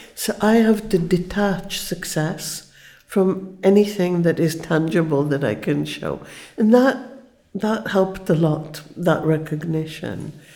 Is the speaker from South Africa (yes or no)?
no; Israel; I was born in Israel. It was a very new country. Everything was invented